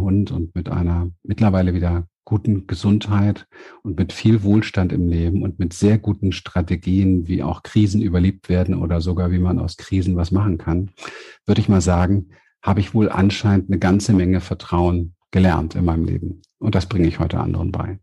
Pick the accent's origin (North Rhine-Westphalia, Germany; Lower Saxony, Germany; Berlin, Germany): Berlin, Germany; ich komme ja aus Berlin vom Hinterhof